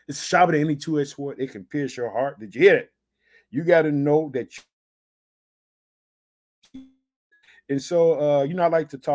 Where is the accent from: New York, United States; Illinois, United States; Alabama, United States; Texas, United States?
Illinois, United States; also born or lived in Chicago; the state of Illinois, which is my home state